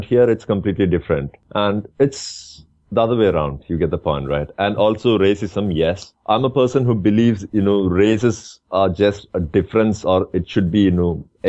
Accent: India; moved away as an adult; now in Dubai, United Arab Emirates

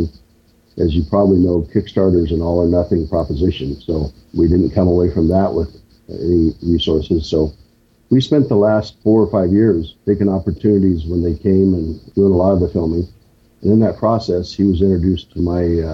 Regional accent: half an hour from Lawrence, Kansas, United States; Lawrence, Kansas, just a half hour from my hometown

